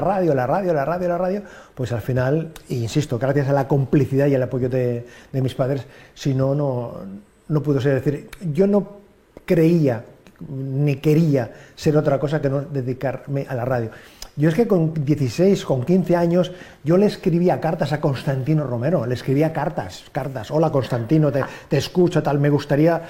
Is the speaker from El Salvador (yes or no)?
no; Sant Adrià de Besòs, Catalonia, Spain; empecé a hacer radio en la población donde yo nací, en Santa Adrià de Besos